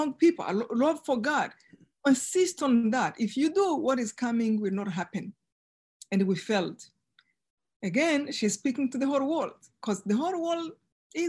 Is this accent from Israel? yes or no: no; Rwanda; moved away as an adult; now in United States; I live two lives, one before in Rwanda, of course, one in genocide, and one now, and as American now